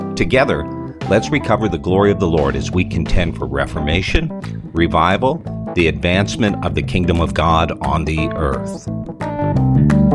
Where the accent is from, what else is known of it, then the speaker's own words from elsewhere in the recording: Toronto, Ontario, Canada; I'm originally from Canada. Was born in Toronto and raised in the Toronto area